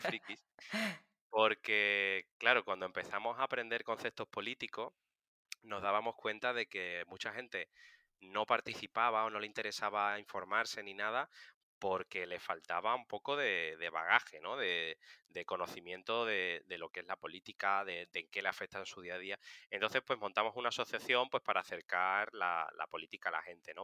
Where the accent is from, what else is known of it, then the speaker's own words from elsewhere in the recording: Seville, Andalusia, Spain; moved away as an adult; now in Madrid, Spain; soy de Sevilla, pero llevo siete años viviendo en Madrid